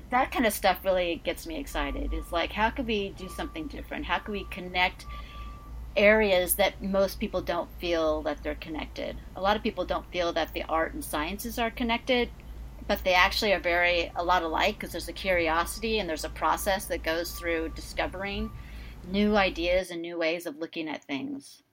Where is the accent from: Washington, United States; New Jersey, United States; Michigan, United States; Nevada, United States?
Washington, United States; Seattle; moved away as an adult; now in New York, United States; I'm actually originally from the Seattle area. I've been actually living in New York, though, for gosh, 27 years